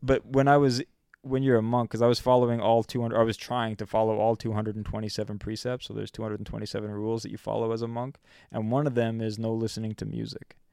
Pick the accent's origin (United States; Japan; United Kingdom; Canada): Canada; I'm twenty-two, and I'm from Canada